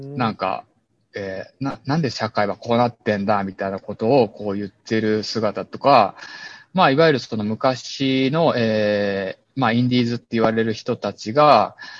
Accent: Ukiha, Fukuoka, Japan; also born or lived in Tokyo; ここは僕が、えっ、ー、と、生まれ育った町なんですよ

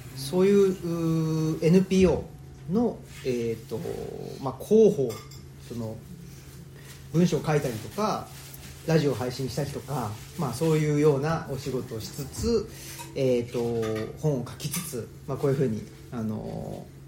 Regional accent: Urawa, Saitama, Japan; moved away as an adult; also born or lived in Kansai; now in Higashiyoshino, Japan; 埼玉県浦和市というところで生まれ育ちまして

